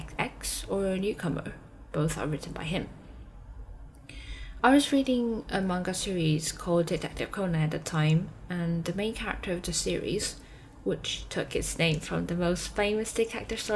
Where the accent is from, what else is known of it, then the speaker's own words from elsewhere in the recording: Taipei, Taiwan; also born or lived in Durham, England; I'm from Taipei, Taiwan.